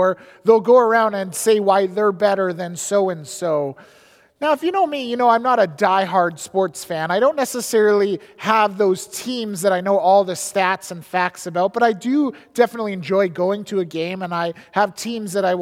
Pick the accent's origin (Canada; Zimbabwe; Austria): Canada; Edmonton, Alberta; moved away as an adult; also born or lived in Squamish, British Columbia; now in British Columbia, Canada; I grew up in Edmonton in the early 90s